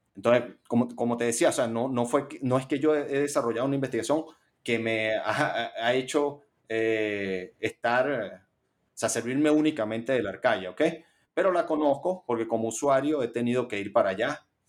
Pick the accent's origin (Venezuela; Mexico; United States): Venezuela; Caracas, Capital District; yo soy caraqueño. He vivido en, en mi ciudad natal eh, todos mis 37 años